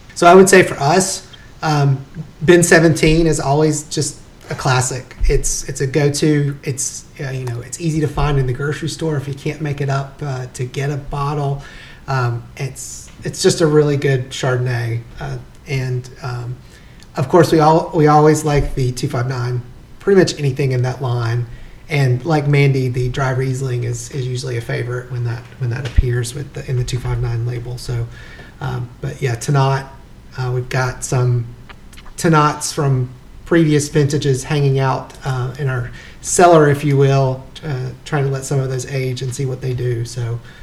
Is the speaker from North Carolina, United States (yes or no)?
yes; Wilkes County, North Carolina, United States; moved away; I grew up in Wilkes County, so it wasn't that far uh, when I lived there